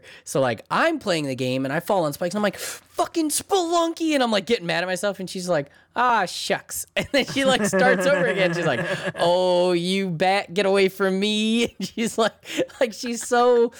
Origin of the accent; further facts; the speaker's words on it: United Kingdom; Like, I'm British. Never heard of him.